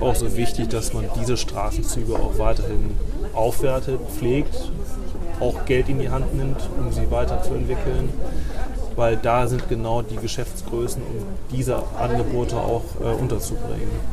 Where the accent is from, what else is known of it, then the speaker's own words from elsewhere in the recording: Bremen, Germany; als Bremer, der hier auch wirklich ähm, gerne lebt